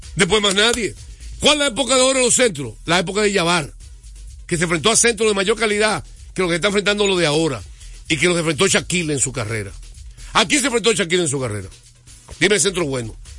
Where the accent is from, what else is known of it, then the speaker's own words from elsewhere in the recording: United States; now in Dominican Republic; que era niño y me crié en Estados Unidos